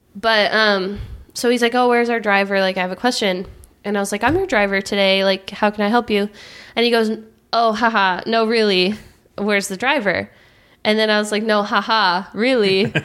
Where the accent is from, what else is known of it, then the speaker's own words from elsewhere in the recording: California, United States; I'm from California